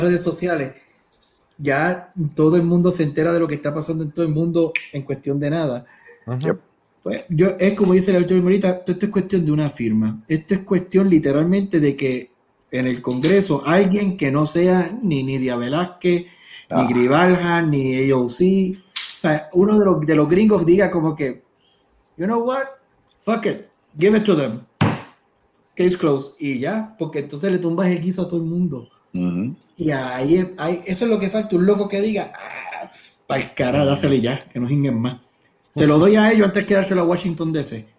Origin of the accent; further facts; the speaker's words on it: Puerto Rico; now in United States; somos boricua